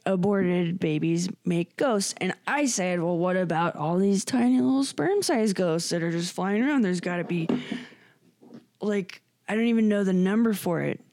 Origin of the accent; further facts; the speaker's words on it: Scotland, United Kingdom; I'm Scottish